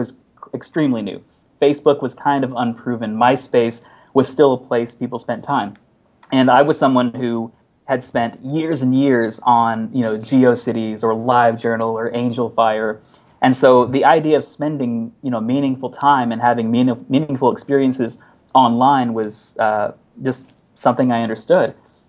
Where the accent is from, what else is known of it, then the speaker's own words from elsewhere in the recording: Texas, United States; accent: Texas; Yeah, so I am from Texas originally. I haven't retained much of a Texas accent, which is probably for the better because it's a very weird, bizarre accent.